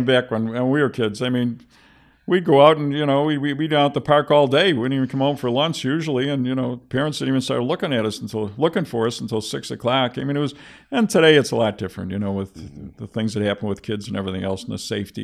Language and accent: English; Buffalo, New York, United States; I'm from, I was from Seneca Street